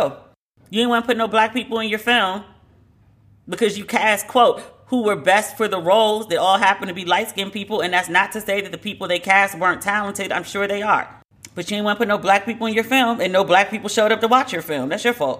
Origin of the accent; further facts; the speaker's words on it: United States; accent: American; my American accent